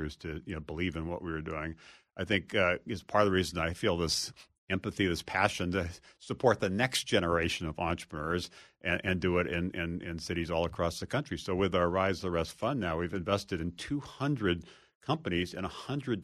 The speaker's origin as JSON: {"language": "English", "region": "Hawaii", "country": "United States", "tie": "born or raised there", "also_born_or_lived": "Massachusetts / Ohio / Kansas / Virginia", "moved": "as an adult", "said": "growing up in Hawaii, at the time actually Hawaii wasn't a state"}